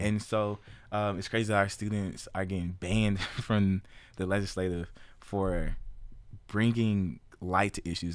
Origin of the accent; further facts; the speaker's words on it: Memphis, Tennessee, United States; moved away as an adult; now in Kansas, United States; Memphis born and raised, nine oh one represent.